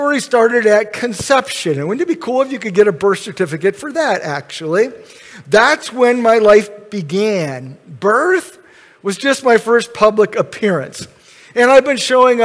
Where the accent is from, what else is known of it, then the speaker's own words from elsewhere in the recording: Grand Rapids, Michigan, United States; Kent County, Michigan, I was born in Grand Rapids